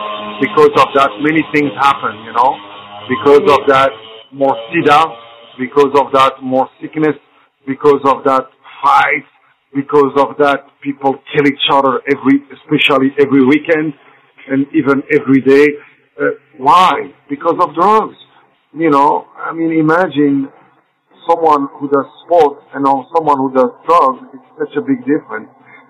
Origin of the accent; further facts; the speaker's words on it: Belgium; first language French; English is a second language; also born or lived in United States; now in Morocco; From where I was born in Morocco in 62, mm-hmm. and then in 64, I was just 2 years old in Belgium, grew up in Belgium, that's why my first language became French